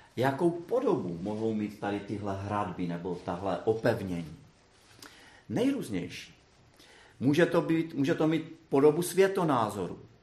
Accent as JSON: {"language": "Czech", "town": "Brno", "region": "South Moravian Region", "country": "Czechia", "said": "já jsem z Brna"}